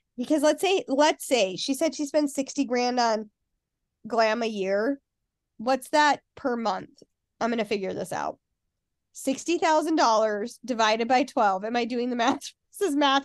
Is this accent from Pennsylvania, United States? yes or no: no; Salt Lake City, Utah, United States; I grew up in Salt Lake